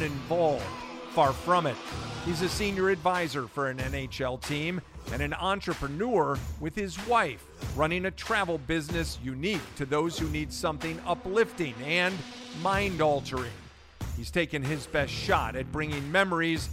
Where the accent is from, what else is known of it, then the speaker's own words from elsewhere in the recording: Midwest, United States; when I was a kid growing up in the Midwest